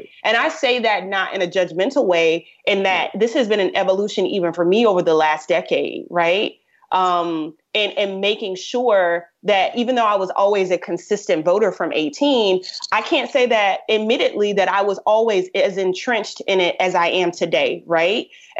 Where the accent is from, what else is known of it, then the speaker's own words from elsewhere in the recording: Tampa, Florida, United States; from Tampa Bay, born and bred.